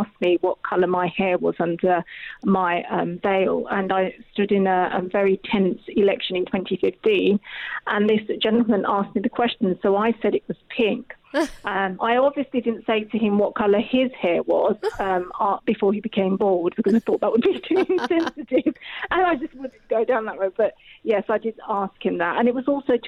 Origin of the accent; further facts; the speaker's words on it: Rochester, South East England, United Kingdom; also born or lived in Bangladesh; My family were the only family of colour on the street we lived in Rochester, in Kent